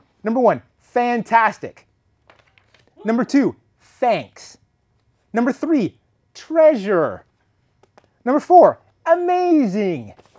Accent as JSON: {"language": "English", "town": "Trail", "region": "British Columbia", "country": "Canada", "tie": "born or raised there", "moved": "yes", "said": "I went to visit my hometown of Trail."}